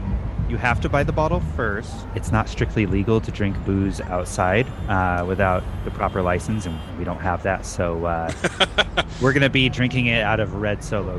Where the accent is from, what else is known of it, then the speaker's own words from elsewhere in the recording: California, United States; Oh, well, since I'm from the North Bay, it's 707.